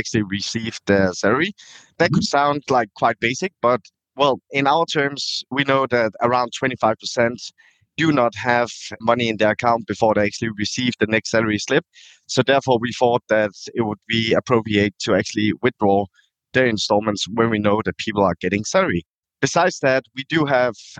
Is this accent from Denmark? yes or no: yes; Denmark; moved away as an adult; also born or lived in Thailand; Born and raised in Denmark, moved back to Thailand in 2009, where I lived for 10 years, and then I moved back to Denmark again.